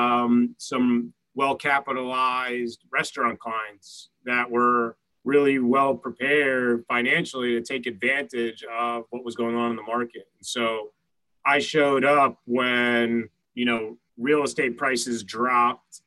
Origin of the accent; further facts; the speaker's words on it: Montclair, New Jersey, United States; also born or lived in New York City; now in New York, United States; I grew up in Montclair, New Jersey